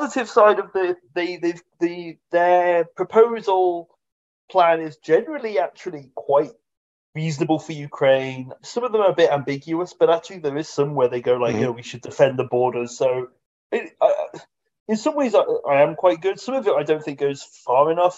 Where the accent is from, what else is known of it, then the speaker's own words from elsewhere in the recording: United Kingdom; we're British